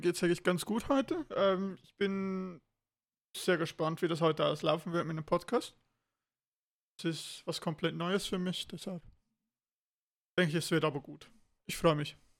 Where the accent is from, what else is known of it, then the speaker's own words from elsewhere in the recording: Switzerland; wo ich in die Oberstufe kam bei uns in der Schweiz